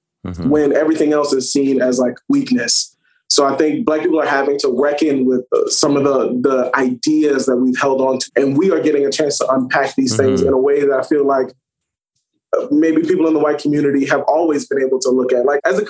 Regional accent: New Orleans, Louisiana, United States; I'm from the South, from New Orleans

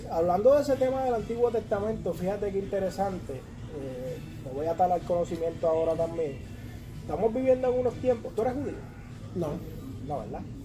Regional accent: Puerto Rico; now in United States; yo somos puertorriqueños

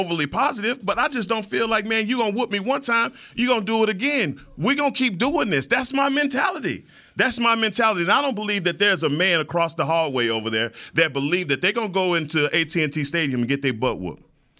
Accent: Dallas, Texas, United States; I'm from Oak Cliff, man.

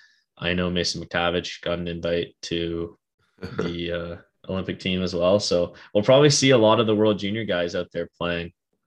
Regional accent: Canada; as a Canadian

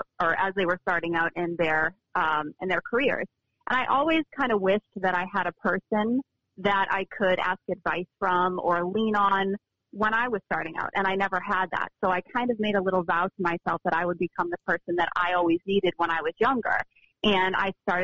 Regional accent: Chelmsford, Massachusetts, United States; moved away as an adult; now in Nashville, United States; I moved from Massachusetts, where I grew up, down to Nashville

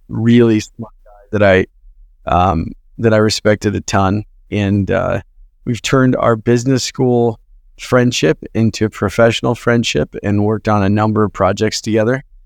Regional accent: Twin Falls, Idaho, United States; moved away as an adult; also born or lived in Utah; All the people we looked up to in my hometown were doctors and lawyers in this small agricultural town

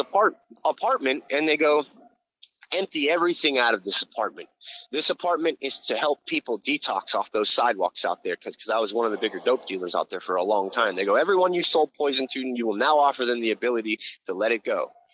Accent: Hawaii, United States; also born or lived in Florida; now in New York, United States; I grew up in Hawaii and I lived in Florida

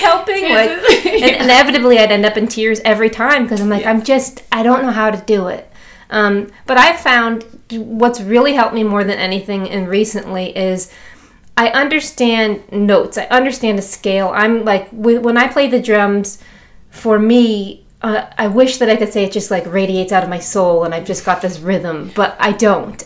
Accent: Chicago, Illinois, United States; I'm from Chicago

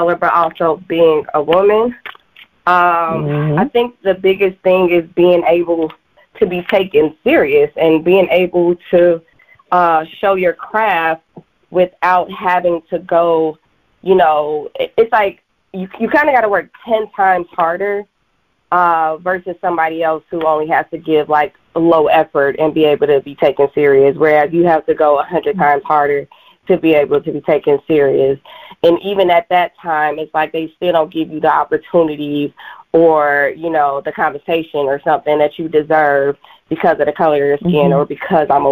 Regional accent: Chicago, Illinois, United States; my hometown, Chicago

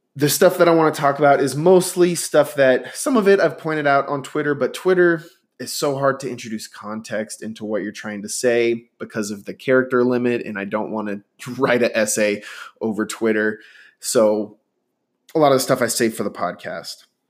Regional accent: Inland Empire, California, United States; moved away; I grew up in the Inland Empire

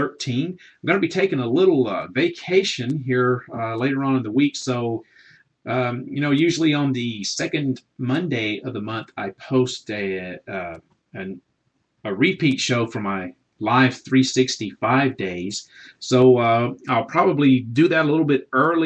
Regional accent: Southern, United States; accent: Southern; I may not be able to pronounce a lot of things correctly because of my, I guess, my Southern accent

